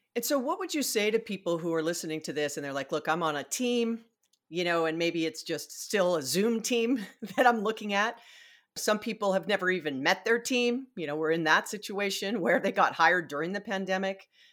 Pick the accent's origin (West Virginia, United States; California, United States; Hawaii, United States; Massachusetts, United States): Hawaii, United States; I was born and raised in Hawaii.